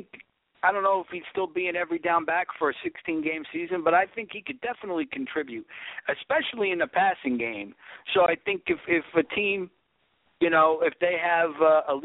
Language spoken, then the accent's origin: English; New York area, United States; I'm from the New York area